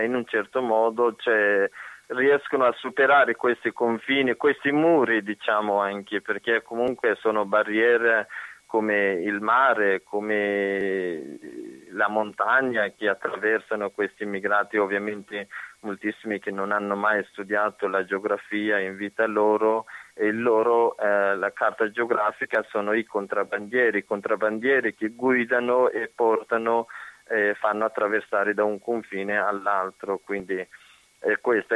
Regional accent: Afghanistan; Italian is a second language; now in Italy; quando andavo a scuola, a iscrivermi, da dove vieni, dall'Afghanistan

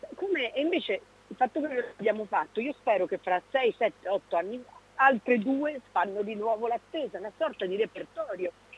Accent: Veneto, Italy; moved away as an adult; ho un'origine veneta e ce l'ho nel sangue, il modo di parlare, il modo di stare è la mia terra

